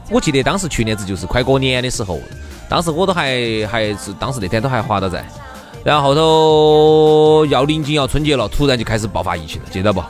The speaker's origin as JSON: {"language": "Chinese", "country": "China", "said": "既然是个中国人"}